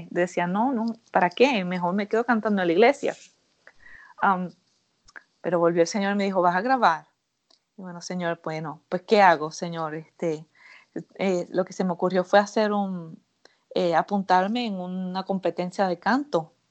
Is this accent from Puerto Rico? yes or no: yes; Puerto Rico; Yo soy de Puerto Rico